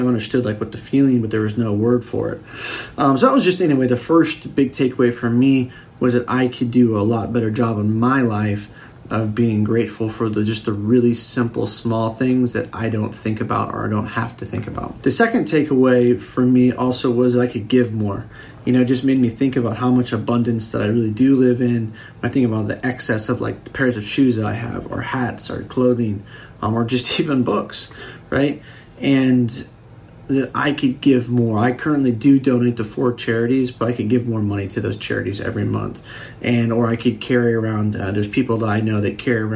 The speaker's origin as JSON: {"language": "English", "country": "United States", "said": "being an American myself"}